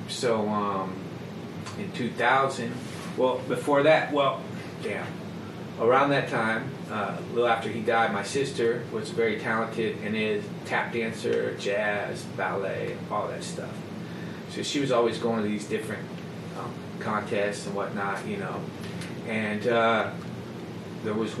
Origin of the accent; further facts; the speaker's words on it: Covington, Ohio, United States; moved away as an adult; I grew up in Covington, Ohio, not to be confused with Covington, Kentucky